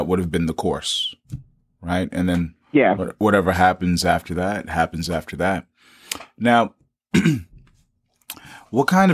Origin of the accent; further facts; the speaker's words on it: New York City, New York, United States; I'm from New York City